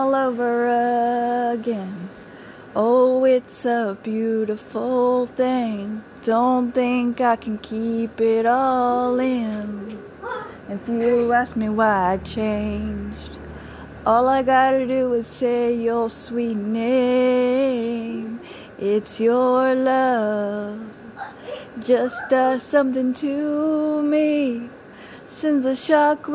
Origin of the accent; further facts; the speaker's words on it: Cajun, Louisiana, United States; accent: Cajun; my Cajun accent